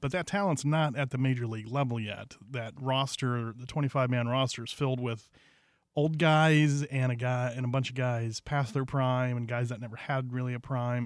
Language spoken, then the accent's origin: English; Cleveland, Ohio, United States; I'm from Cleveland, a lifelong Indians fan